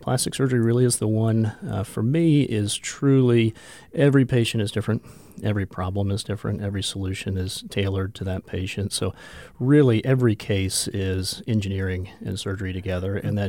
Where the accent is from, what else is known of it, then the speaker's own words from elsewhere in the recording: Jacksonville, Florida, United States; also born or lived in Atlanta, Georgia; now in Rapid City, United States; Okay. So I grew up in Jacksonville, Florida. Practiced, actually went to school, practiced, and was in Atlanta, Georgia for 22 years.